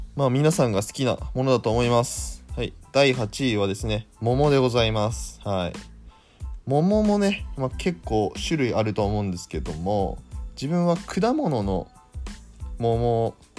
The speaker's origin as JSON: {"language": "Japanese", "region": "Aomori", "country": "Japan", "tie": "born or raised there", "moved": "yes", "said": "私の、まあ、出身がですね、青森県ということもあり"}